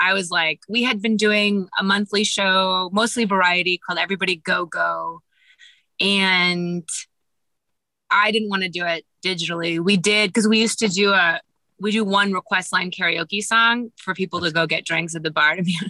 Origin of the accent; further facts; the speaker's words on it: Kansas, United States; I'm from Kansas.